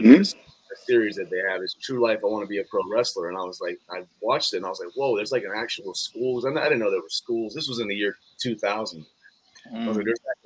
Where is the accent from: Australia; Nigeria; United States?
United States; North Carolina; I grew up in North Carolina